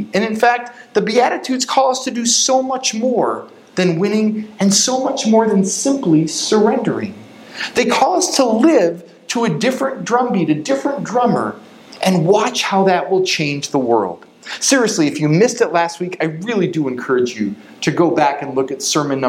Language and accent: English; Chicago, Illinois, United States; we grew up in the Chicago suburbs and went to school in Chicago